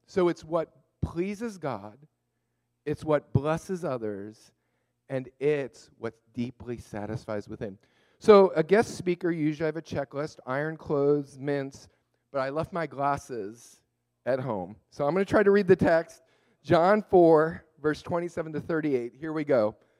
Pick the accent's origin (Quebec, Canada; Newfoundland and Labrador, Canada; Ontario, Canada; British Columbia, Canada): Quebec, Canada; Montreal; now in Thousand Oaks, United States; I was born in Montreal